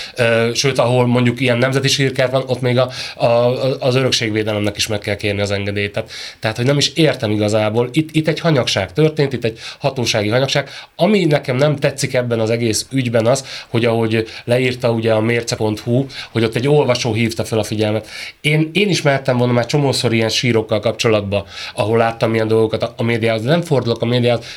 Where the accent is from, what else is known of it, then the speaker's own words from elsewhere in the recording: Kiskunhalas, Bács-Kiskun, Hungary; én vidéki vagyok, ö, Kiskunhalason